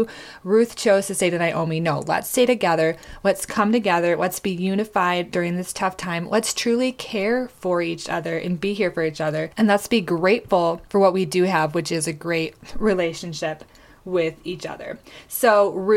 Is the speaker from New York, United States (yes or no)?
no; Michigan, United States; moved away as an adult; also born or lived in Tulsa, Oklahoma; I grew up in Michigan